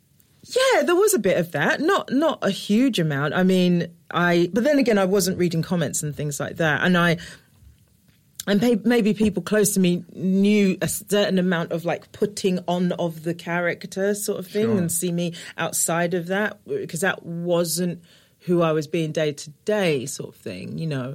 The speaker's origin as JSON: {"language": "English", "region": "London", "country": "United Kingdom", "said": "I'm from Newham."}